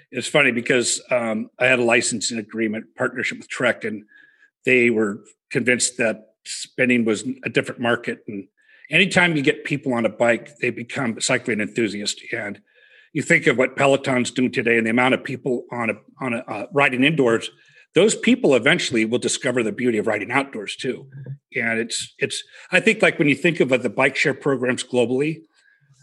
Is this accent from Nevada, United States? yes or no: yes; Reno, Nevada, United States; I grew up in Reno